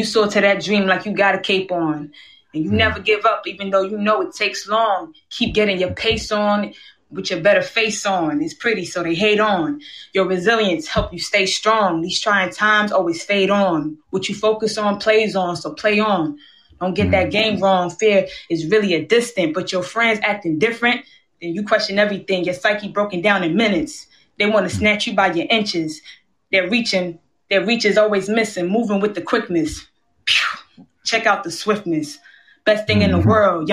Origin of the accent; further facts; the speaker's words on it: New York City, New York, United States; I'm from Queens, New York, born and raised